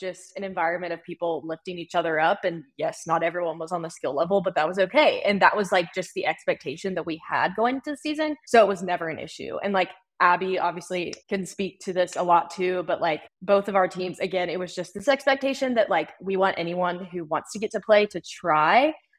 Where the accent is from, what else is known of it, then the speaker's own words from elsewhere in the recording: the South, United States; And growing up in the South, again, like trying hockey for free like is a big piece of like getting people involved in it.